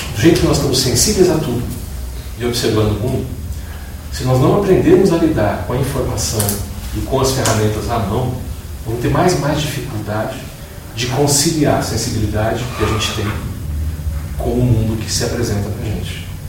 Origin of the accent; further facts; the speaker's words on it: Brazil; sou brasileiro